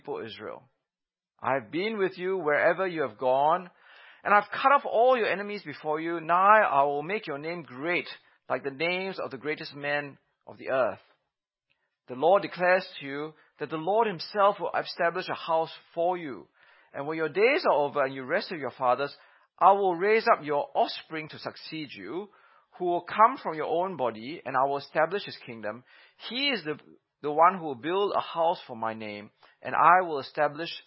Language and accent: English; Sydney, New South Wales, Australia; I was born in Sydney in 1968